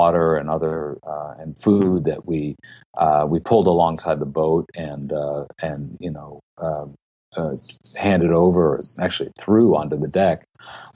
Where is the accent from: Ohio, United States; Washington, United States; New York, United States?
New York, United States; Tuckahoe; I'm from Tuckahoe, New York, which is a suburb of New York City